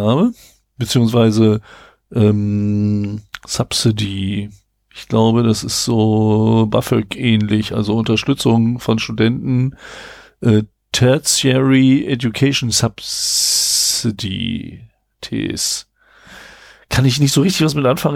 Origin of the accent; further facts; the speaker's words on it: Braunschweig, Lower Saxony, Germany; wir kommen beide aus Braunschweig